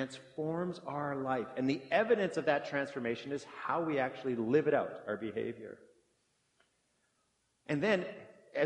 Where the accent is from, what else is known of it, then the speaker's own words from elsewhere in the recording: Brandon, Manitoba, Canada; moved away as an adult; I grew up in Brandon, Manitoba, but I did my university years here.